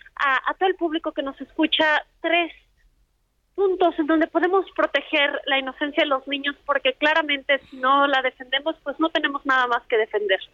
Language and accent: Spanish; Mexico; como mexicanos